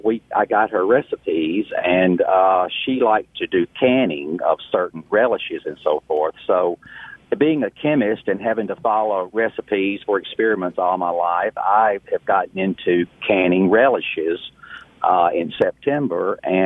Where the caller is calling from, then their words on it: South Haven, Michigan, United States; Hello. Yes, I'm from South Haven.